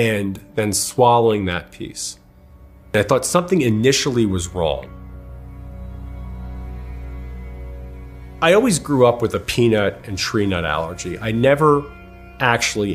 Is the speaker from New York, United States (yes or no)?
yes; Long Island, New York, United States; moved away as an adult; also born or lived in Connecticut; now in Los Angeles, United States; I'm from Long Island, New York. I grew up in a very wonderful, loving household.